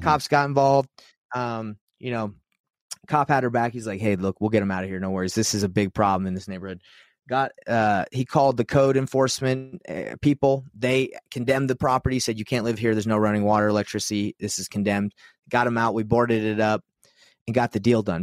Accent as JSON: {"language": "English", "region": "Utah", "country": "United States", "said": "I'm from Utah"}